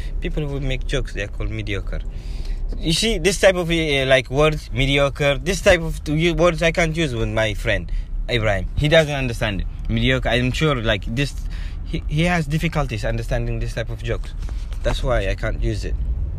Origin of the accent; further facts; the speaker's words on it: Eritrea; Did I tell you I'm from Eritrea? Yeah, Eritrea is a country in East Africa. East Horn of Africa.